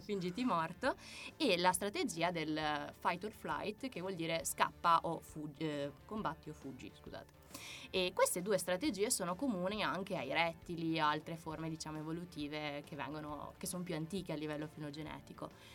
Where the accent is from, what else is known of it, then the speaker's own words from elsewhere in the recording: Apulia, Italy; now in Veneto, Italy; io sono pugliese